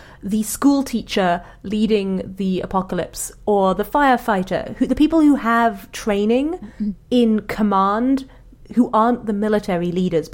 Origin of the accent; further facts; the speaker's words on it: England, United Kingdom; moved away as an adult; now in Seattle, United States; I'm English